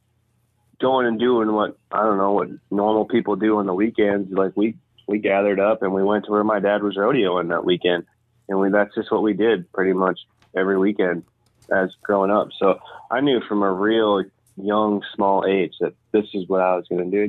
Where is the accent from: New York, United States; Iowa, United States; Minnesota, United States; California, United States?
Iowa, United States; Zwingle; I come from Zwingo, Iowa